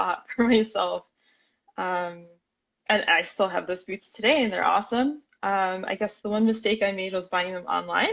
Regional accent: Miami, Florida, United States; now in Portland, United States; I am from Miami, Florida originally

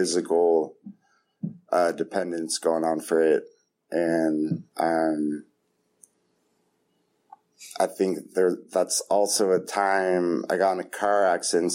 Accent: Half Moon Bay, California, United States; moved away as an adult; now in East Bay, United States; I'm from Half Moon Bay. I've lived in the East Bay for about 10 years

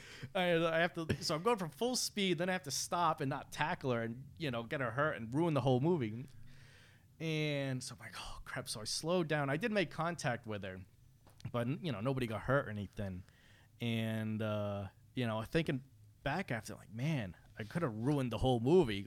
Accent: Fall River, Massachusetts, United States; I'm from Fall River

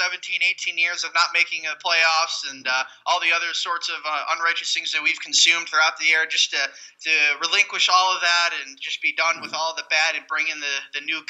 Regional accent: Buffalo, New York, United States; I am born and raised in Buffalo, New York

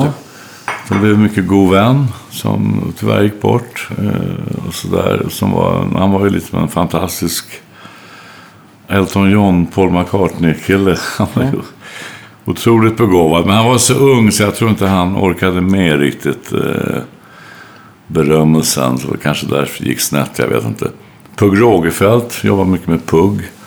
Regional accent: Örebro, Örebro County, Sweden; jag är uppväxt i Örebro

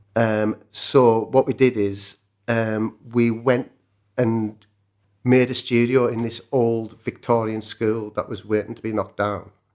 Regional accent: Cumbria, North West England, United Kingdom; I'm a welder from Cumbria

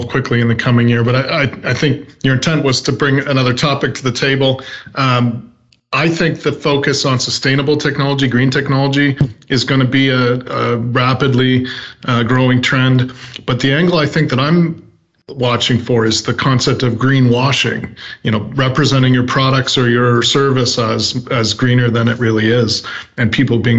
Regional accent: Canada; I'm Canadian

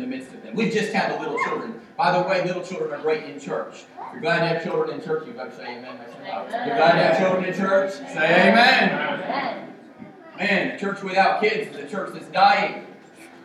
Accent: United States; We're American

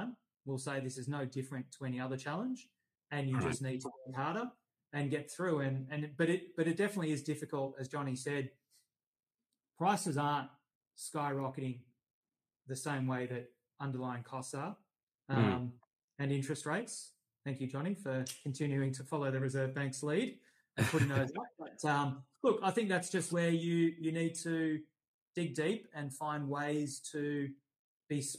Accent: Sydney, New South Wales, Australia; moved away as an adult; also born or lived in Bondi, Sydney; now in Melbourne, Australia; growing up in Sydney, you only ever lived in apartments

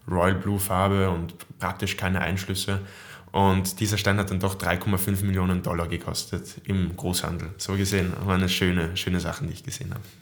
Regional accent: Austria; wenn man eben alleine in den USA ist, als Österreicher, hat man eine gewisse Verbundenheit zu Leuten, die die gleiche Sprache sprechen

